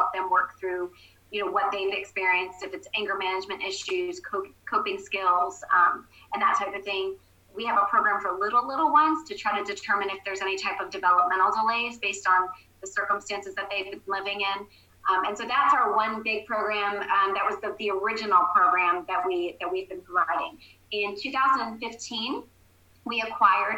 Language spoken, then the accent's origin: English; New Jersey, United States; I grew up in New Jersey, about 20 minutes out of New York City